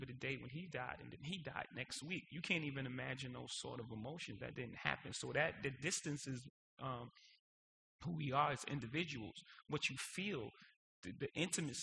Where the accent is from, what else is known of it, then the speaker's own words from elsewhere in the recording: New York City, New York, United States; I was born in Marcy Projects